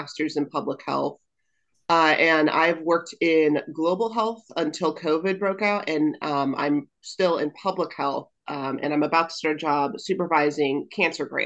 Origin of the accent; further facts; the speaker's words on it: Albuquerque, New Mexico, United States; moved away as an adult; also born or lived in Durango, Colorado; now in Anchorage, United States; I grew up in Albuquerque, New Mexico.